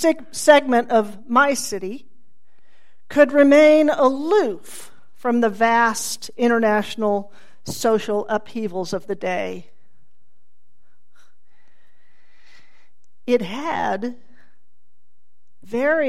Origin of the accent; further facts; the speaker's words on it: Tulsa, Oklahoma, United States; I was raised here in Tulsa by a family not actively attuned to the breadth of injustice in the world.